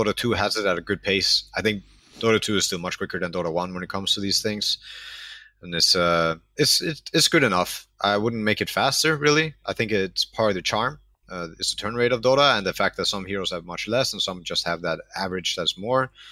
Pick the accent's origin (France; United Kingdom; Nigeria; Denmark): Denmark; born, born and raised in Denmark.